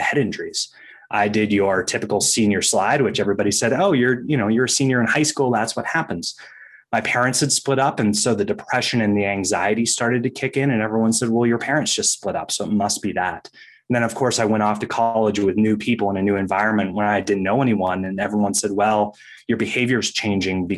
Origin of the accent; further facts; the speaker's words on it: Maine, United States; growing up in Maine